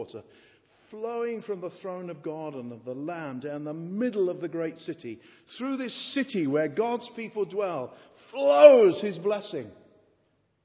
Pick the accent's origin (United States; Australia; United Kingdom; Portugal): United Kingdom; England; being an Englishman